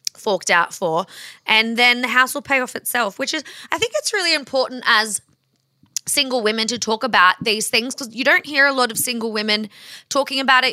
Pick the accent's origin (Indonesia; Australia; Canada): Australia; we are Australian